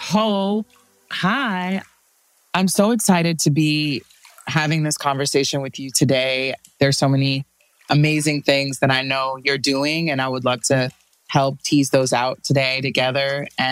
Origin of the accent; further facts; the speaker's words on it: New York, United States; moved away; also born or lived in Miami; growing up in New York